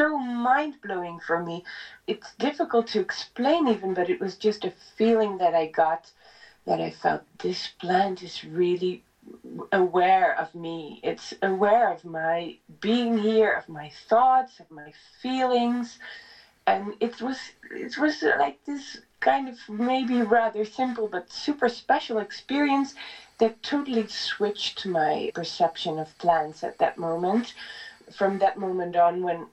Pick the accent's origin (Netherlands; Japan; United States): Netherlands; moved away as an adult; now in Italy; I come from the Netherlands, and I was working as a singer there